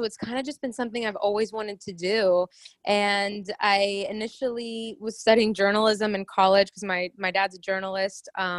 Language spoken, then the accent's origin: English; Miami, Florida, United States; moved away as an adult; also born or lived in Orlando, Florida; now in Los Angeles, United States; So I was born in Miami, Florida. My parents were born in Cuba, and their families came over here when they were young. And so I grew up all in South Florida. I went to college at UCF in Orlando, and then moved out here to LA like 5 years ago